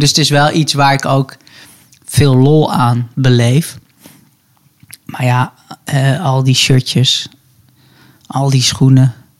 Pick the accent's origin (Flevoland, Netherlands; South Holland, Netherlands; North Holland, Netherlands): North Holland, Netherlands; Hilversum; ik ben opgegroeid in, in Hilversum, Hilversum bij het Gooi.